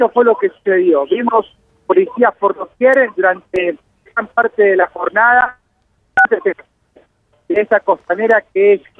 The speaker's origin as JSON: {"language": "Spanish", "town": "La Matanza", "region": "Buenos Aires Province", "country": "Argentina", "said": "somos de La Matanza, Ciudadita. Estamos en el medio de Ciudadita nosotros"}